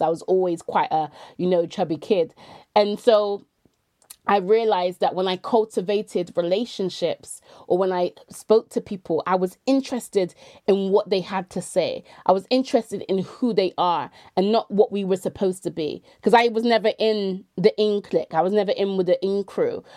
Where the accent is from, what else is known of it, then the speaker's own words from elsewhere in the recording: Bristol, South West England, United Kingdom; moved away as an adult; also born or lived in London / York; I was born and raised in Bristol, but I left, um, just over under ten, um, under twenty years ago